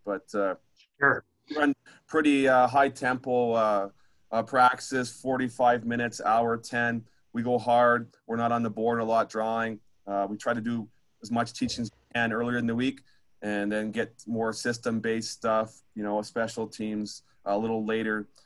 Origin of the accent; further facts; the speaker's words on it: Ontario, Canada; moved away as an adult; now in Humboldt, Canada; I'm from Ontario